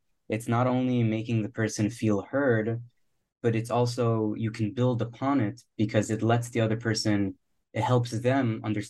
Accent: Miami, Florida, United States; visiting friends in New York, in Boston, and I'm from Miami, So it's a lot of fun to get out and get to the cold and experience that. And it's nice also to be back in Miami.

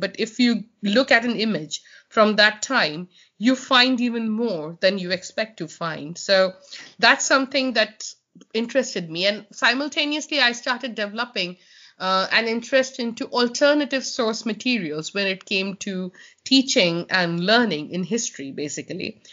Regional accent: Kolkata, West Bengal, India; moved away as an adult; now in Sheffield, United Kingdom; I'm from Calcutta

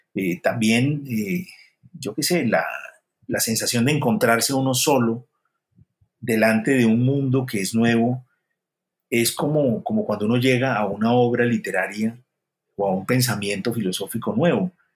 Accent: Colombia; moved away; also born or lived in Spain / Paris; yo como autor colombiano

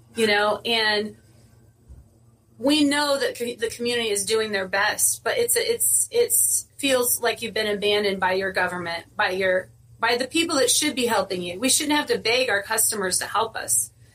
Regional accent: Indiana, United States; moved away as an adult; I'm originally from Indiana. I moved out here at a young age, single mom

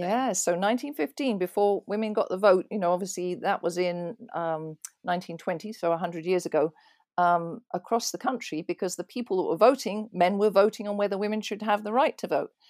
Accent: East Malling, South East England, United Kingdom; also born or lived in London; now in Pennsylvania, United States; I was born in London, in Islington, and grew up in a little village called East Malling in Kent, so that's southeast of London.

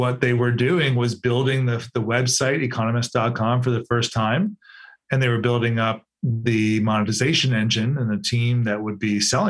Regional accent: Cleveland, Ohio, United States; I'm from Cleveland. So I grew up in Cleveland.

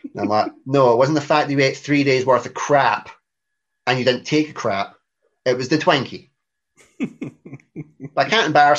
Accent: Scotland, United Kingdom; we're Scottish

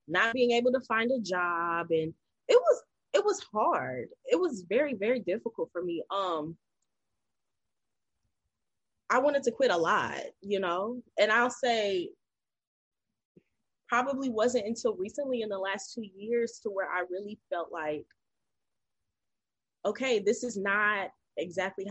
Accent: North Carolina, United States; I'm originally from North Carolina. I grew up with my mom, my dad, and my sister

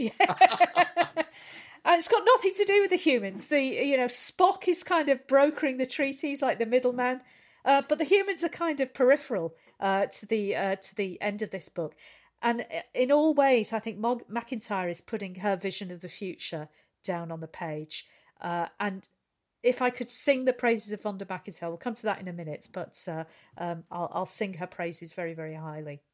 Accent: St Helens, North West England, United Kingdom; I'm from Saint Helens. I just work in outer

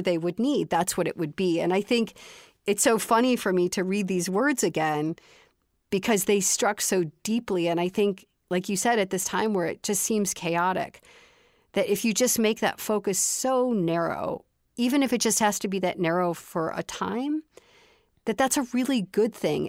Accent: Chicago, Illinois, United States; I grew up in the city of Chicago

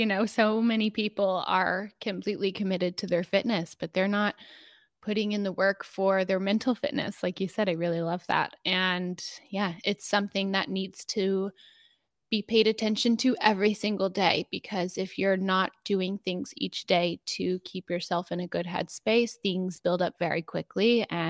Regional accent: Dallas, Texas, United States; Yeah, I am so grateful for how I was raised and the city I was raised in. I grew up with a sister and my two parents.

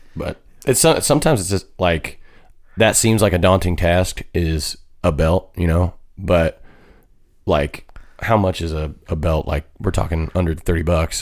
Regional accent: Lakin, Kansas, United States; moved away; I'm from a town called Lakin

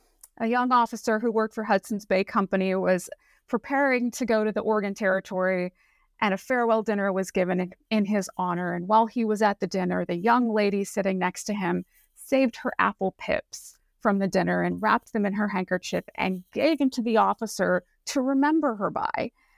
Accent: Saipan, Northern Mariana Islands; So I grew up in Saipan, which is a little island out in the Pacific near Guam, and we had apples in our local grocery store.

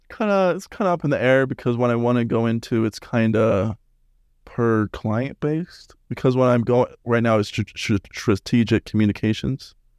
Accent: West Jordan, Utah, United States; moved away; also born or lived in Las Vegas; I'm from Salt Lake, West Jordan.

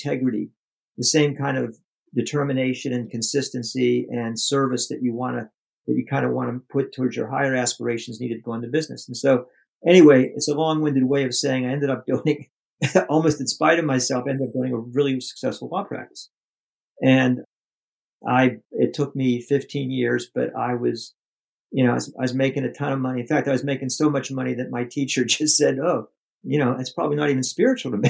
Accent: Pittsburgh, Pennsylvania, United States; I'm from the States and grew up in Pennsylvania, in Pittsburgh

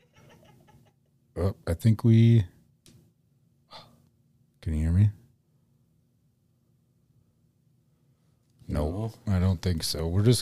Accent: Mitchell, South Dakota, United States; moved away; my hometown, Mitchell, South Dakota

